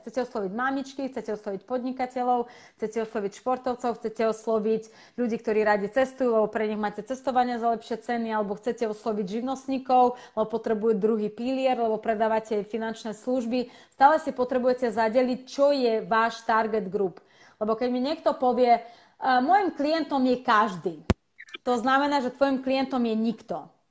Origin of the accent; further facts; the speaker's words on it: Slovakia; Slovak is a second language; also born or lived in Russia / Ukraine; ja som v podstate vyrastla na Slovensku a Slovensku pokladám za môj domov, ale moje korenie sú rusko-ukrajinské a od 99, 92. E, roku žijem na Slovensku